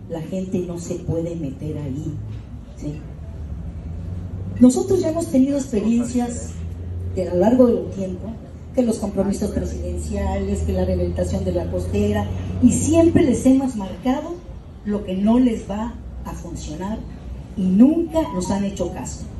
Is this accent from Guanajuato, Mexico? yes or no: no; Acapulco, Guerrero, Mexico; yo soy orúnica de Acapulco. Yo nací en el centro de Acapulco.